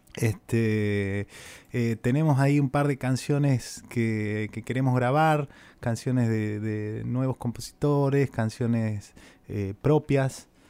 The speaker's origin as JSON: {"language": "Spanish", "town": "Cafayate", "region": "Salta", "country": "Argentina", "moved": "yes", "lives_now": "Buenos Aires, Argentina", "said": "yo soy de, Cafayate, de Salda"}